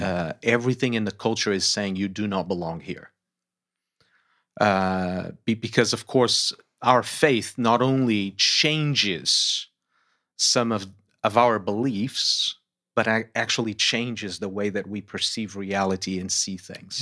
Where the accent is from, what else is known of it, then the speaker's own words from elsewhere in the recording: Lisbon, Portugal; moved away as an adult; also born or lived in United States; Born and raised in Lisbon, Portugal